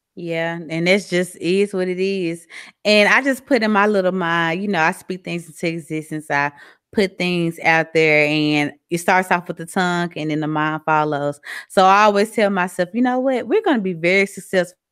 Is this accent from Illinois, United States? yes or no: no; Mississippi, United States; accent: southern; moved away as an adult; now in Texas, United States; I have a very southern accent. I'm from Mississippi. I've been living in Texas for a year and some change.